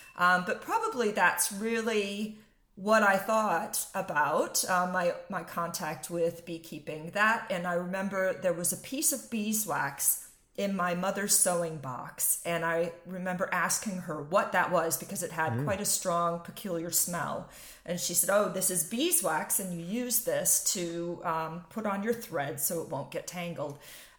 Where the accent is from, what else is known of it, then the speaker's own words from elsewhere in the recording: Iowa, United States; moved away as an adult; now in London, United Kingdom; So I grew up in Iowa. And I think if you would have told me when I was 12 years old living in Iowa that someday I would live in London